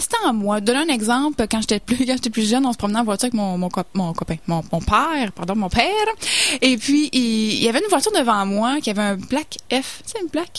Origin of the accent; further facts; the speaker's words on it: Saint-Hyacinthe, Quebec, Canada; je viens de Sainte-Hyacinthe, donc une petite ville